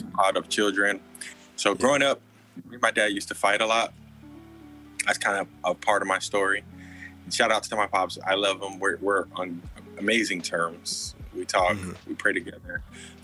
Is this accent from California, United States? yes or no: yes; Anaheim, California, United States; also born or lived in Cypress, California; I'm from California. I was born in Anaheim, California. Grew up in Orange County, California for a part of my life